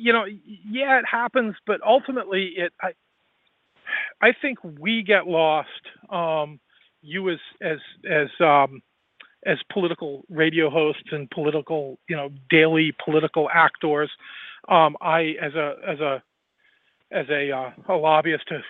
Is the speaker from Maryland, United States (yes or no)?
no; Rhode Island, United States; I love my home state and I love Providence